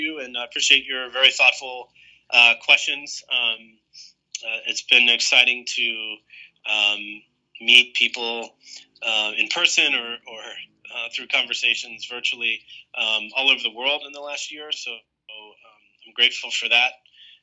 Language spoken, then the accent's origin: English; United States; as an American